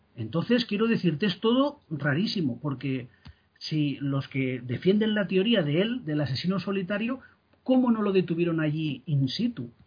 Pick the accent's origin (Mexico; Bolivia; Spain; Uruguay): Spain; soy español